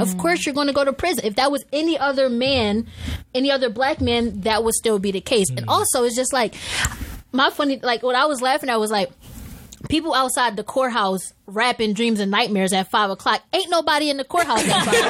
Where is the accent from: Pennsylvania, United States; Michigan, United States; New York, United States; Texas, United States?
Pennsylvania, United States; Philadelphia; I'm from Philly.